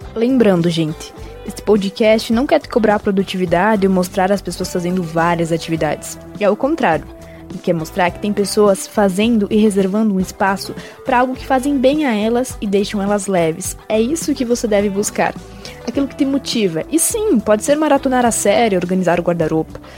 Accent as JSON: {"language": "Portuguese", "town": "Nova Laranjeiras", "region": "Paraná", "country": "Brazil", "said": "sou de Nova Laranjeiras"}